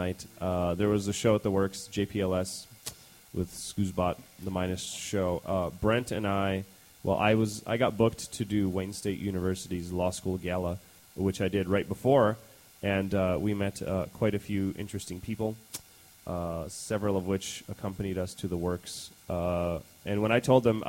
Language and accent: English; Ukraine; I'm Ukrainian